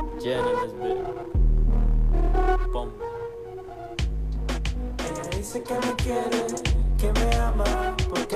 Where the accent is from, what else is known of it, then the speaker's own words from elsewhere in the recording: Miami, Florida, United States; also born or lived in Texas; growing up in Miami